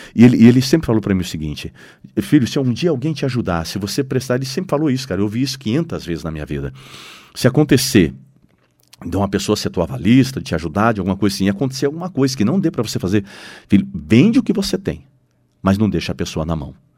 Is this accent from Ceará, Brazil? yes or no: no; Londrina, Paraná, Brazil; nós somos londrinenses, nós somos brasileiros